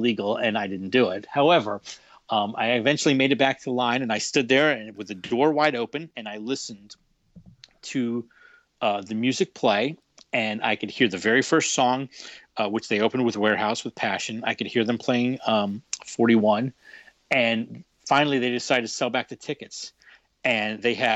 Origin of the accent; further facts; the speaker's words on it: Florida, United States; moved away; I'm from Florida